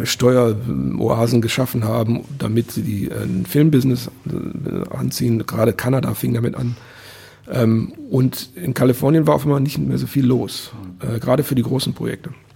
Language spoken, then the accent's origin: German; Wuppertal, North Rhine-Westphalia, Germany; moved away; also born or lived in Vohwinkel; ich bin in Elberfeld geboren ähm, das war äh, 70er Jahre, alles relativ alternativ